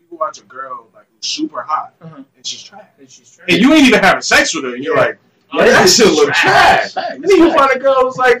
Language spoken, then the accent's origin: English; Hillside, New Jersey, United States; I'm from Hillside. I lived on the border of Hillside and Newark.